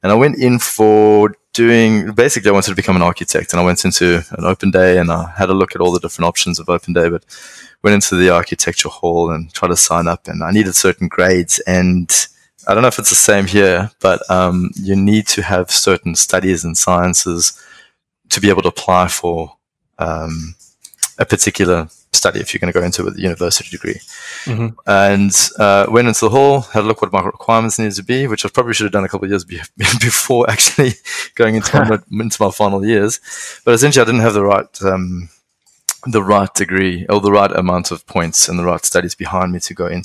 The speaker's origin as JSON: {"language": "English", "town": "Johannesburg", "region": "Gauteng", "country": "South Africa", "tie": "born or raised there", "also_born_or_lived": "Cape Town, South Africa", "accent": "South African", "moved": "yes", "lives_now": "Australia", "said": "growing up in South Africa, a very interesting place. I actually was born in Cape Town. Moved over to Johannesburg at a young age, obviously, with the family."}